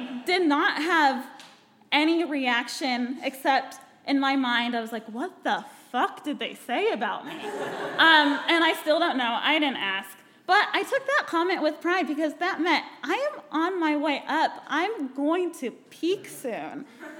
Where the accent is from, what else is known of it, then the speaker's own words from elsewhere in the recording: Pomona, California, United States; also born or lived in Chino, California; I'm from Pomona, California